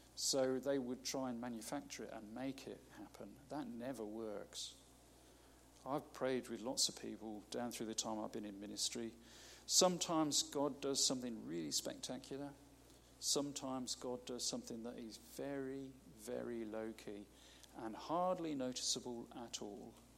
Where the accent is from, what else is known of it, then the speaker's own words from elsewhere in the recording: United Kingdom; we're so British